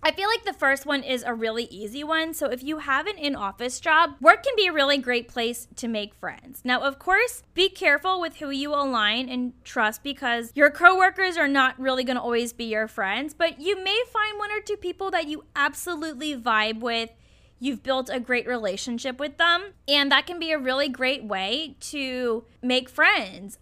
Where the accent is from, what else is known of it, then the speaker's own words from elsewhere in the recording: Richmond, Virginia, United States; moved away as an adult; also born or lived in Norfolk, Virginia / Lexington, Kentucky / San Francisco; now in Portland, United States; my hometown of Richmond, Virginia.